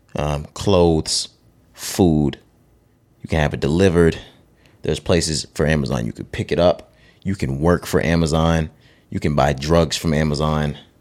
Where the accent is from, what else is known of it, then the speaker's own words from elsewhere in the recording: the South, United States; we're from the South